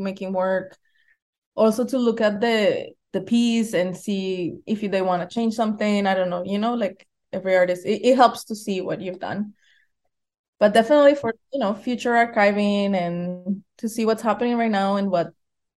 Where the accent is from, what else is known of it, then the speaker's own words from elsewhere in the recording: Bogotá, Colombia; moved away; We come from Bogota, and while we were growing up there